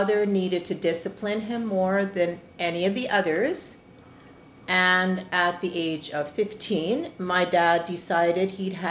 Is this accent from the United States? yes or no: no; Blumenhof, Manitoba, Canada; now in Steinbach, Canada; I was born and raised in Blumenhof